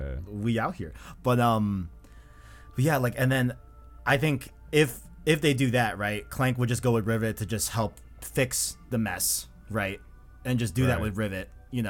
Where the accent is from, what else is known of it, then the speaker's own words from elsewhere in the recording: New York, United States; I was born in New York, you know? I was born in US. I was born in the United States. I'm an American